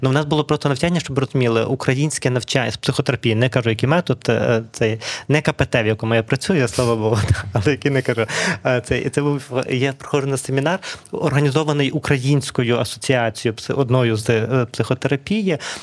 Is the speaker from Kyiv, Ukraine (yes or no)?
no; Lviv, Lviv Oblast, Ukraine; переважно ми львівці маємо материнською мовою, все таки українську мову